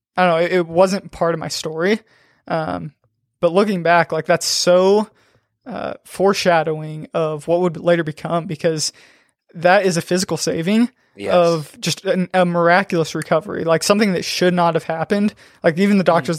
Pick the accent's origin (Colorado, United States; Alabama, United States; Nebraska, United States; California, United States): Nebraska, United States; Aurora; I grew up in Aurora, Nebraska